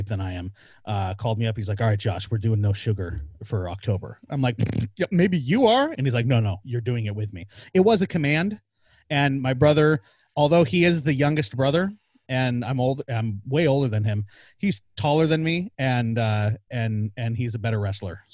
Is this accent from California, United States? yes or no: no; Tonasket, Washington, United States; growing up in Tenasket